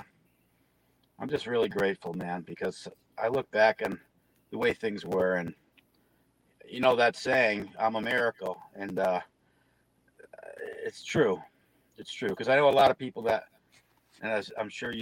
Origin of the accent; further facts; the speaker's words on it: Connecticut, United States; moved away as an adult; now in Massachusetts, United States; I'm from Connecticut, but I've been up here about six, seven years. So just a hop, skip, and a jump from where I grew up, a couple hours.